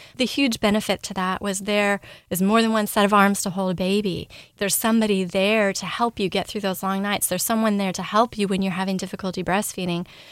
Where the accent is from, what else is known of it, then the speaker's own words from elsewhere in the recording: Ashland, Oregon, United States; now in Louisville, United States; I grew up in Southern Oregon. I was born in Ashland and grew up in a very small bubble